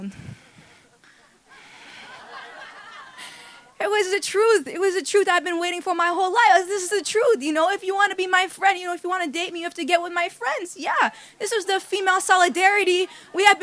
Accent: New York City, New York, United States; moved away as an adult; now in Los Angeles, United States; I grew up in New York City to two fairly traditional Indian parents

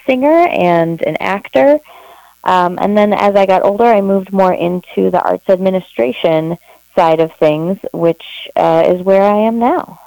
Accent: Eau Claire, Wisconsin, United States; now in Minneapolis, United States; I grew up in Eau Claire, Wisconsin

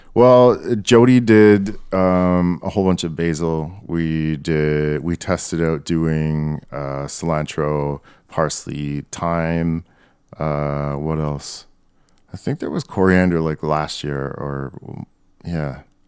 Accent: Canada; I identify as Canadian.

